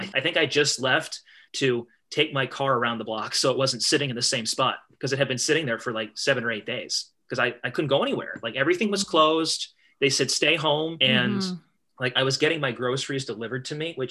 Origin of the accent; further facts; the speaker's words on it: Eastern Pennsylvania, United States; moved away as an adult; now in Northwest Ohio, United States; I live in Northwest Ohio. Not from here. I was born in Eastern Pennsylvania, and my job brought me out here.